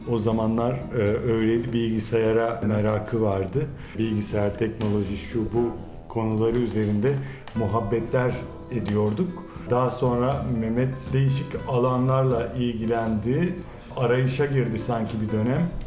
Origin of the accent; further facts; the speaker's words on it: Antakya, Hatay, Turkey; Hatay'dayız. Antakya'da benim memleketimde